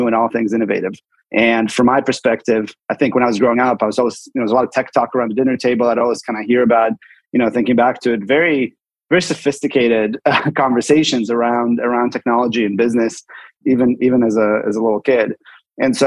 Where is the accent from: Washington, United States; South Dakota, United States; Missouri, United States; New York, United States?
Washington, United States; Seattle; moved away as an adult; also born or lived in Bay Area / Sonoma; I grew up in Seattle, went to college in the Bay Area